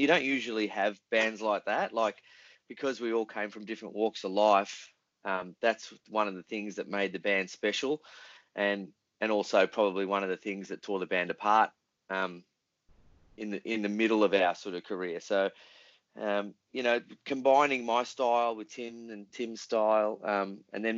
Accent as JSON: {"language": "English", "town": "Melbourne", "region": "Victoria", "country": "Australia", "said": "we were an Australian band, we're from Melbourne"}